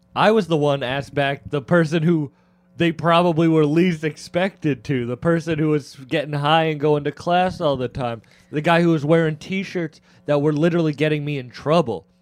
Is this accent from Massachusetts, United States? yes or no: yes; Massachusetts, United States; I'm from Mass